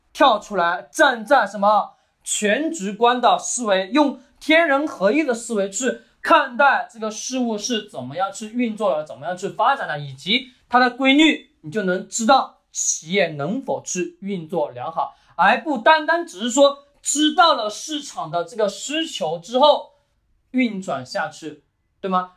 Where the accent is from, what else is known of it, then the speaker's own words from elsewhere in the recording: China; 我们中国人的骨子里面也有一个思想